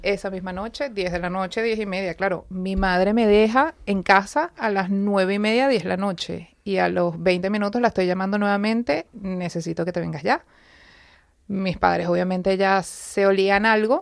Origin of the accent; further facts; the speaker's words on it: Venezuela; moved away as an adult; now in Madrid, Spain; Yo vengo de Venezuela, tengo 10 años en España